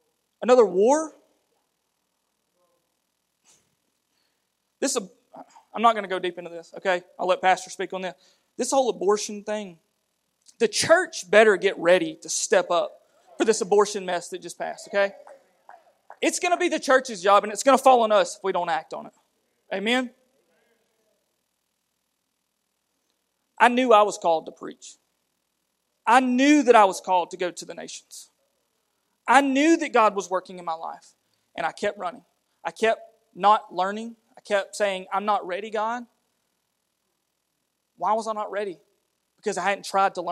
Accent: United States; accent: redneck; we're as redneck as you get. You know, we're from Blount County

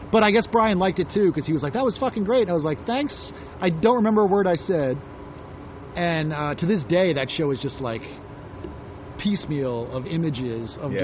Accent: New York, United States; also born or lived in Norway; I'm from New York

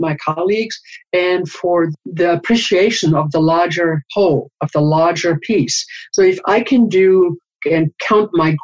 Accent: South Africa; I was born and raised in South Africa

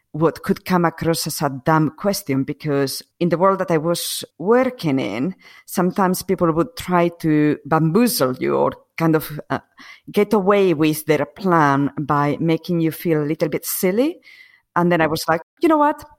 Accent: Asturias, Spain; English is a second language; moved away as an adult; also born or lived in United Kingdom / London; I was born and grew up in Spain, in, um, in the north of Spain. It's called Asturias.

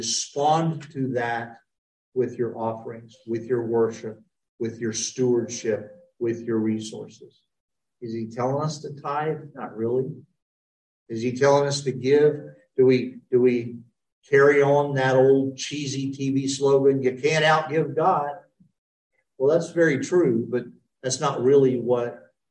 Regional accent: United States; I'm an American

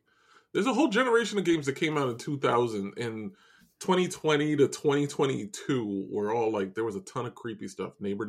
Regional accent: New York, United States; We're both from New York, and we live in homes and houses.

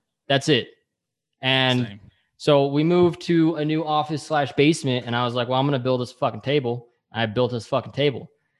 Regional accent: Utah, United States; we're from Utah.

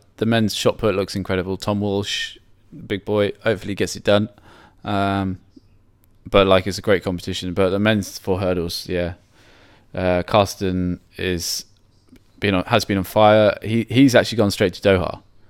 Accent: United Kingdom; hopefully, as a British spectator, it'll be a successful championships.

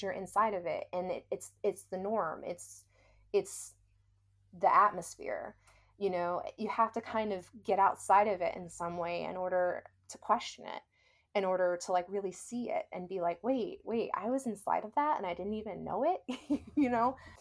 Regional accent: the South, United States; now in New Orleans, United States; growing up in the South

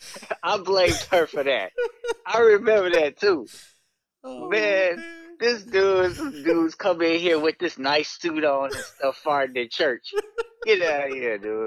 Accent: Chicago, Illinois, United States; also born or lived in Aurora, Illinois; born and raised in the Chicago area, grew up kind of in Chicago, then moved to the South Side of Chicago, South Suburbs

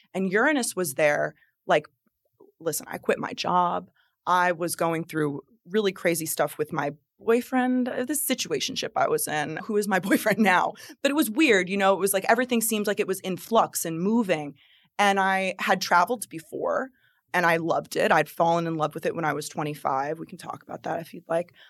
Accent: New Jersey, United States; now in Florida, United States; creating my life here in Florida because I'm from New Jersey

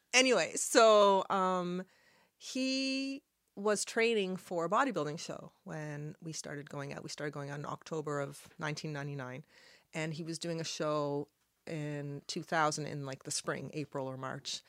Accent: Halifax, Nova Scotia, Canada; first language Arabic; English is a second language; I was born in Halifax, and I'm Lebanese. My parents moved here from Lebanon, and I was born here

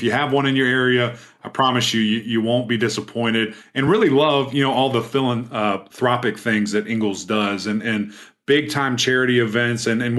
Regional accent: Knoxville, Tennessee, United States; moved away as an adult; also born or lived in Clemson, South Carolina; Growing up in Knoxville, Tennessee

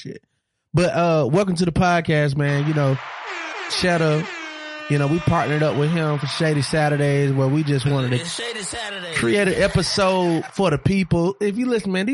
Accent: Monroe, Georgia, United States; I'm from Monroe. That's right beside Athens

